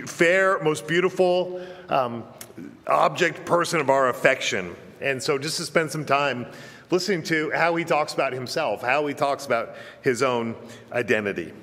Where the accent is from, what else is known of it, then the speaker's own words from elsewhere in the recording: Virginia, United States; I'm an American. I'm a Virginian